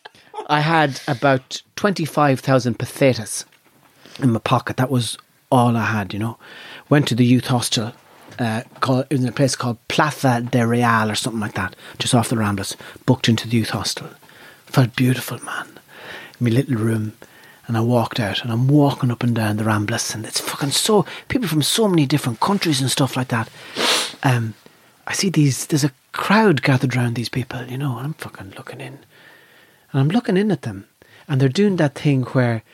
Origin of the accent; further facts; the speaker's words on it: Ireland; I'm from Nav